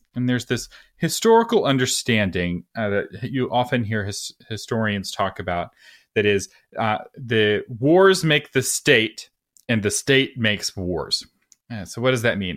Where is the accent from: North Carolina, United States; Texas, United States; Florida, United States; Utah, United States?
Texas, United States; I have a, as much of a strong identity as a Texan